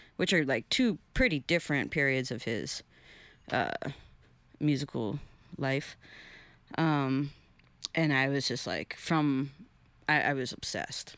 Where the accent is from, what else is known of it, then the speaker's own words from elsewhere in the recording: Chicago, Illinois, United States; also born or lived in Huntington, Long Island, New York; I moved there when I was nine